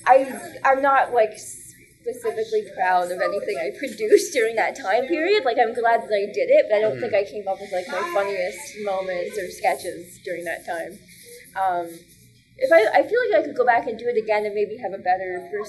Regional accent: Waterloo, Ontario, Canada; moved away as an adult; also born or lived in Windsor; now in Toronto, Canada; I was living in Waterloo at the time, which is my hometown

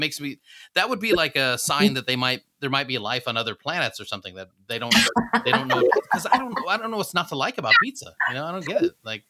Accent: Midwest, United States; also born or lived in Philippines / Missouri, United States / Nebraska, United States; Well, originally the Philippines. {S6} Right. {S3} And then most of my growing up years in the Midwest, like Missouri, Nebraska.

